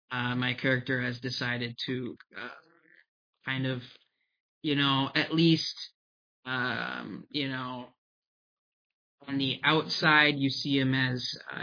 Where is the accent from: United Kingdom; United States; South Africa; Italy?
United Kingdom; born there; I was born in the United Kingdom.